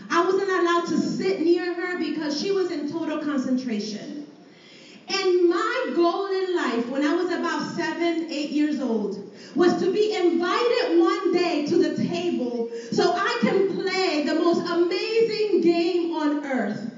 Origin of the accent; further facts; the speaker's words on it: Puerto Rico; I grew up in Puerto Rico